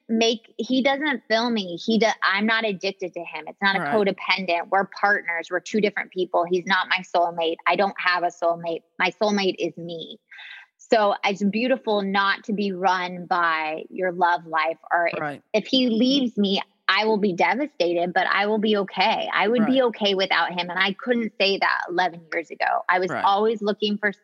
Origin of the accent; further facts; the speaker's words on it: Atlanta, Georgia, United States; moved away; I love being from Atlanta, Georgia.